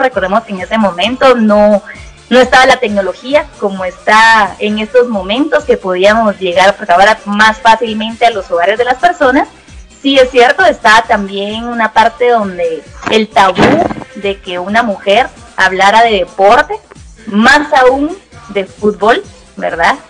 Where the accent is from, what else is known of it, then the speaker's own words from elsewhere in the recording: Guatemala; aquí, ¿verdad? En mi país